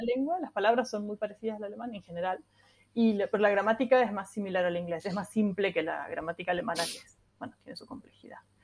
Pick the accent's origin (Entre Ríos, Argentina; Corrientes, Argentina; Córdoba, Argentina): Córdoba, Argentina; accent: cordobés; Yo estoy en Córdoba, sí, sí, soy ah, cordobesa